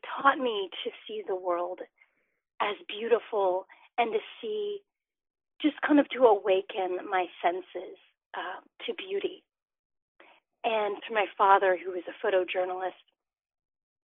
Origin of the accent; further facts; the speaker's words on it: Alabama, United States; now in Lexington, United States; I'm from Alabama, and I grew up as the daughter of two journalists